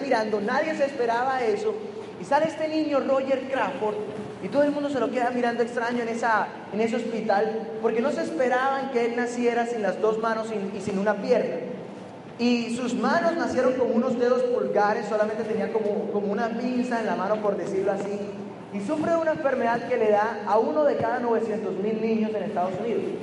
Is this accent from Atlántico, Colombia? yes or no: yes; Barranquilla, Atlántico, Colombia; moved away as an adult; now in Medellín, Colombia; soy de Colombia